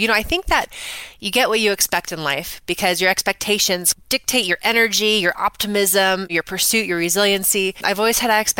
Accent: Scotts Valley, California, United States; also born or lived in Bay Area, California; I grew up in Scotts Valley, California, which is right down the road from you, which is nestled in the Redwoods.

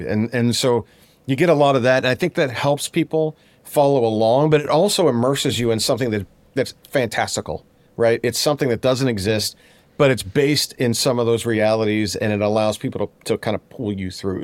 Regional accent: Pittsburgh, Pennsylvania, United States; I'm from Pittsburgh

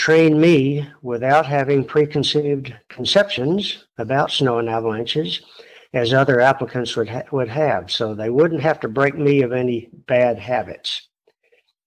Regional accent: Austin, Texas, United States; moved away as an adult; also born or lived in Seattle, Washington / Fort Collins, Colorado; I grew up in Austin, Texas, math major, University of Texas, wanted to leave

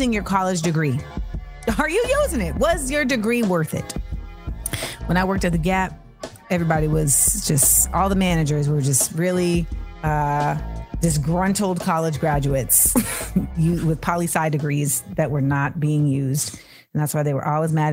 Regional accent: Inglewood, California, United States; I was born in Inglewood

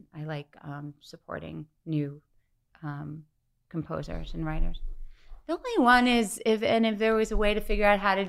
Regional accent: Syosset, New York, United States; born or raised there; moved away

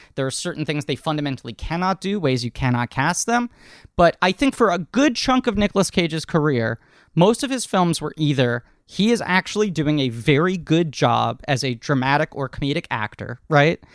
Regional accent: New York City, New York, United States; born and raised in New York only because that's where my family settled a couple generations back

